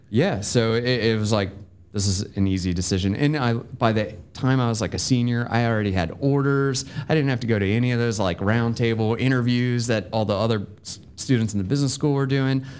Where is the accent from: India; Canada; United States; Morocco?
United States; Bedford County, Virginia; now in Georgia, United States; I'm from Bedford County, Virginia, which is kind of halfway between Lynchburg